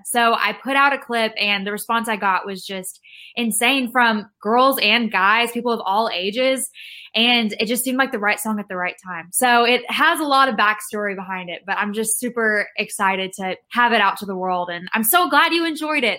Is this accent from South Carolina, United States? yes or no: no; Rockwall, Texas, United States; now in Nashville, United States; I am from Rockwall, Texas, which is a small town east of Dallas, but I live in Nashville now